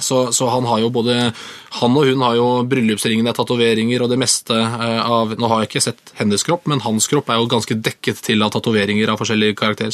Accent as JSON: {"language": "Norwegian", "town": "Moss", "region": "Østfold", "country": "Norway", "also_born_or_lived": "Sarpsborg", "said": "Jeg er østfolding, men jeg er også mossing."}